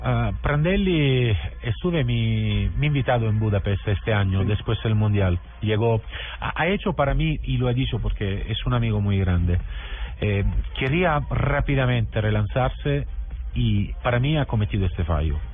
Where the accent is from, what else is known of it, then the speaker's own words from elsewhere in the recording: Southern Italy, Italy; Spanish is a second language; soy del sur de Italia